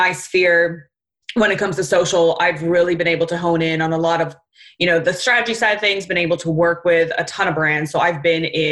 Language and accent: English; Southern California, United States; I'm from Southern California